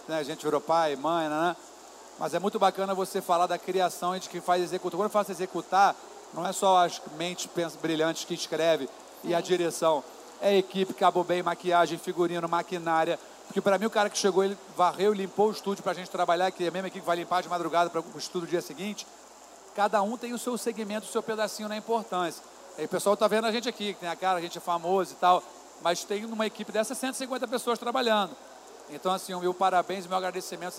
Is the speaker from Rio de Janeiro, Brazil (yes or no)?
yes; Niterói, Rio de Janeiro, Brazil; eu sou de Niterói, e eu pegava uma barca em Niterói.